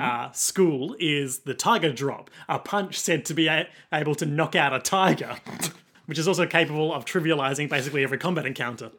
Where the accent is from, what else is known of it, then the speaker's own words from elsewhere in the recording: Australia; accent: rough Australian; my rough Australian accent